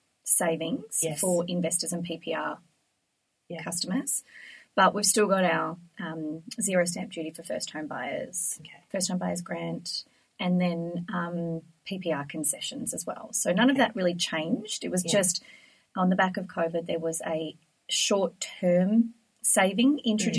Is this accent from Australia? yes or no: yes; Frankston, Victoria, Australia; Growing up in Frankston